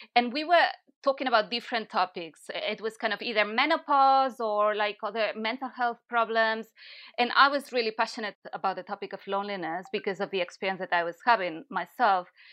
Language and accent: English; Barcelona, Catalonia, Spain; moved away as an adult; also born or lived in London / Italy; now in Brighton, United Kingdom; I'm from Barcelona, and I've been in the U K for seven or eight years.